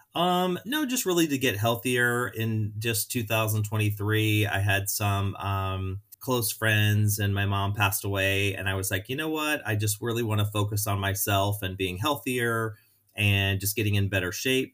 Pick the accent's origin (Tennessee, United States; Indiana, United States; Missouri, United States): Missouri, United States; St. Louis; moved away as an adult; also born or lived in Orlando / Chicago; growing up in Saint Louis